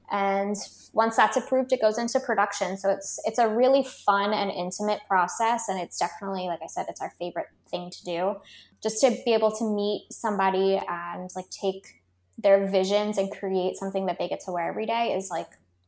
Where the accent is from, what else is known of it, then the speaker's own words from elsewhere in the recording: California, United States; now in Australia; we are based in Australia, but we're more so from California